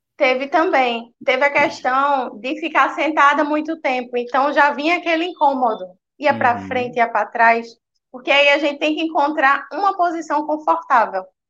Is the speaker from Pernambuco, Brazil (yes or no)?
yes; Recife, Pernambuco, Brazil; Sou de Recife, Pernambuco.